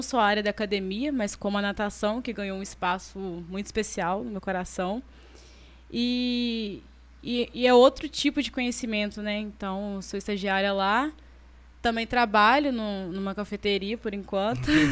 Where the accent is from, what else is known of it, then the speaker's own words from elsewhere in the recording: Carangola, Minas Gerais, Brazil; now in Itaperuna, Brazil; eu sou de Carangola. Vim para Itaperuna para estudar, trabalhar